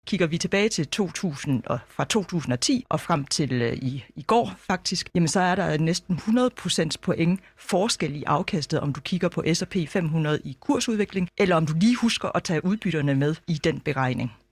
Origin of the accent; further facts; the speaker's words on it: Denmark; som dansker